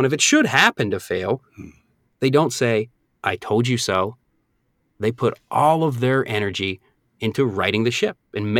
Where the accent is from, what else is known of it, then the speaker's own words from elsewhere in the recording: Northeast, United States; Now, I'm originally from the Northeast, so when I moved down here, I thought alligators were, I thought they were like rattlesnakes.